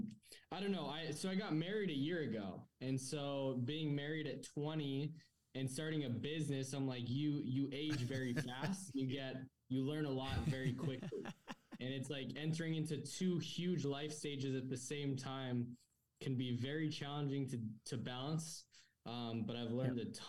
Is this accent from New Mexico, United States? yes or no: yes; New Mexico, United States; also born or lived in San Diego, California; now in Arizona, United States; I was born in San Diego, raised in New Mexico.